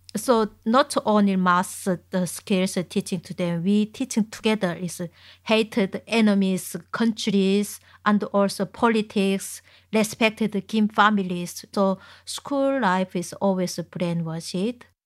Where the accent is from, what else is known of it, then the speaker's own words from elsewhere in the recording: Chongjin, North Hamgyong, North Korea; English is a second language; moved away as an adult; now in Manchester, United Kingdom; my hometown is in Chungjin